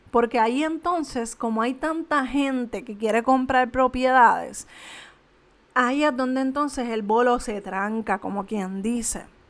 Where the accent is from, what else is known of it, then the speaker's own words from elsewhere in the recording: Canóvanas, Puerto Rico; yo soy de Canovanas